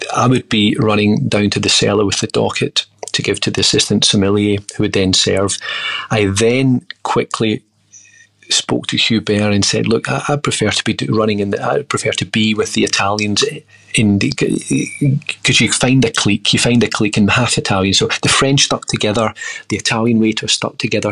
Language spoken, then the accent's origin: English; Troon, Scotland, United Kingdom; moved away; also born or lived in Sydney, Australia / Glasgow, Scotland; I grew up in Scotland in a small town called Troon.